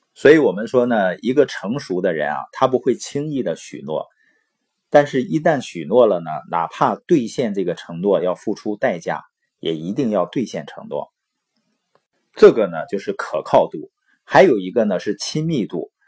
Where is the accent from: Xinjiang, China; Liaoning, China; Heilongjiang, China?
Heilongjiang, China; Baoqing; moved away; also born or lived in Boli County, Heilongjiang; 我是黑龙江的，从小呢出生在宝清县，父母是那边的支边青年，所以呢在农场出生，然后长大。到十四岁呢回到了伯利县